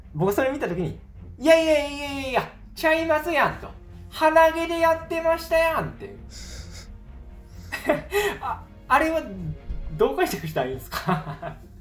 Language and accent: Japanese; Tokushima, Japan; 同じ四国の徳島出身